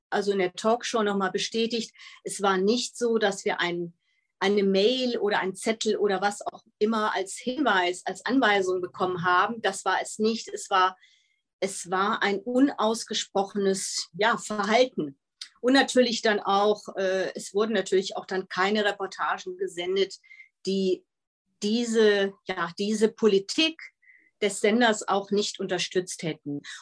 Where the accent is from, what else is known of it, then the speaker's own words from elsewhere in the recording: Netherlands; Ich bin ja in den Niederlanden aufgewachsen, habe auch ein niederländisches Abitur.